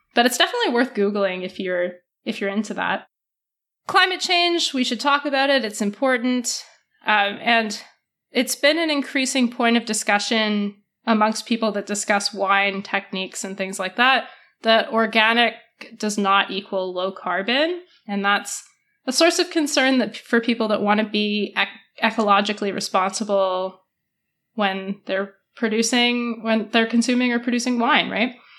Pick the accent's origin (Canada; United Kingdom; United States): Canada; Alberta; I was born there